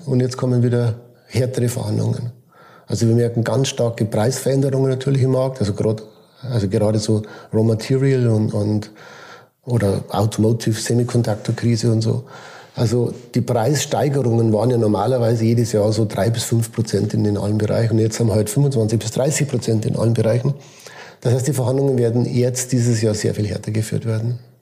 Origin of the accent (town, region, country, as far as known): Switzerland